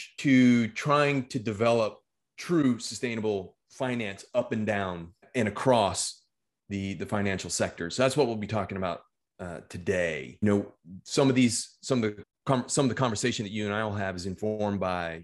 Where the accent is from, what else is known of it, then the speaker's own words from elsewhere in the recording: Texas, United States; The state of Texas, my home state